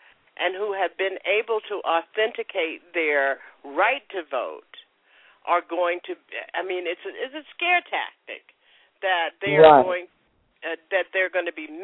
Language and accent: English; West Palm Beach, Florida, United States; Florida is my home state, and West Palm Beach, where Leah Gaines is the president of the NAACP chapter, is my hometown